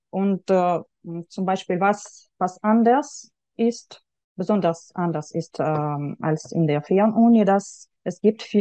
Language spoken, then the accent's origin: German; Yekaterinburg, Sverdlovsk Oblast, Russia; German is a second language; now in Germany; ich habe ähm, in Jekaterinburg, in meiner Heimatstadt, habe ich äh, Deutsch an, an der Schule mit dem äh, Schwerpunkt Deutsch gelernt.